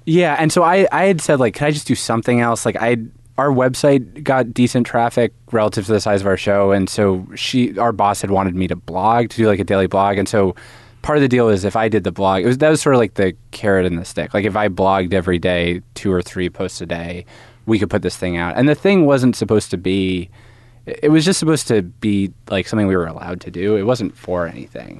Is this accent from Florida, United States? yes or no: no; Haverford, Pennsylvania, United States; Haverford, Pennsylvania. It's, like, outside Philadelphia